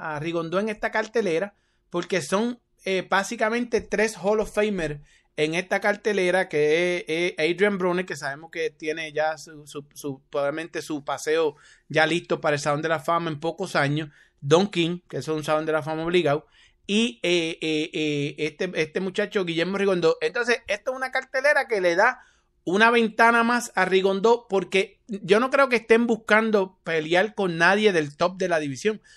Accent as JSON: {"language": "Spanish", "town": "Carolina", "country": "Puerto Rico", "tie": "born or raised there", "said": "desde mi pueblo, Carolina, Puerto Rico"}